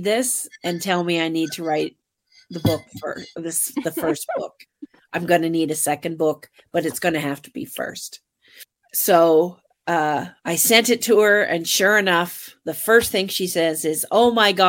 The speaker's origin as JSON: {"language": "English", "country": "Canada", "said": "we're Canadian."}